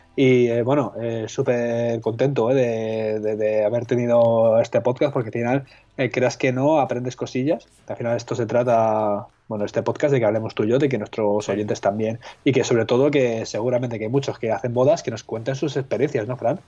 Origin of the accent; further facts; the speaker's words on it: Madrid, Community of Madrid, Spain; yo, soy de Madrid